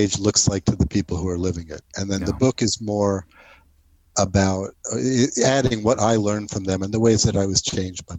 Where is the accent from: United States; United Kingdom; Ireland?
United States; New Jersey; moved away as an adult; also born or lived in New York; I grew up in New Jersey and moved to New York to go to college